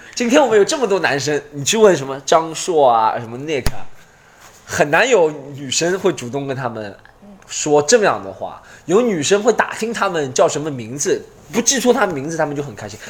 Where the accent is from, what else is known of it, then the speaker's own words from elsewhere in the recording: China; 我们中国人